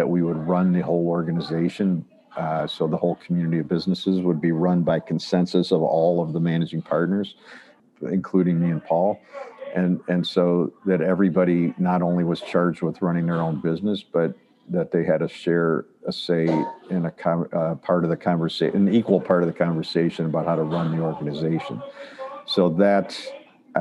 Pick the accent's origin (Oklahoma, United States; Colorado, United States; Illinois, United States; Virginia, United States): Illinois, United States; Chicago; moved away as an adult; now in Ann Arbor, United States; I grew up in Chicago, came to Ann Arbor to go to U of M, University of Michigan